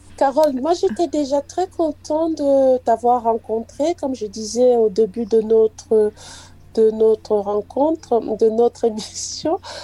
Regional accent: Cameroon; moved away; je suis camerounaise

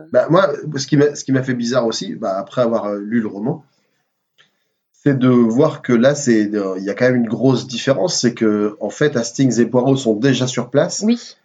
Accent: Ch'ti, Hauts-de-France, France; on est on est on est ch'ti

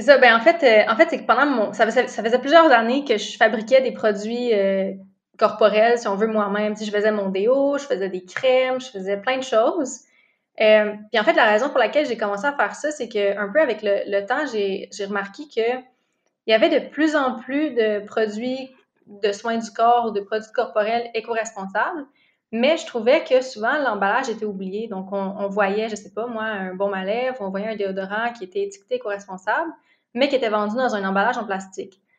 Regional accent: Gatineau, Quebec, Canada; now in Montreal, Canada; Je viens, en fait, je viens de Gatineau

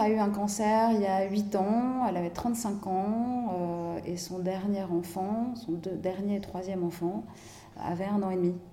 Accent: France; moved away as an adult; also born or lived in Hong Kong; now in Indonesia; J'ai grandi en France, ouais, dans différentes régions de France.

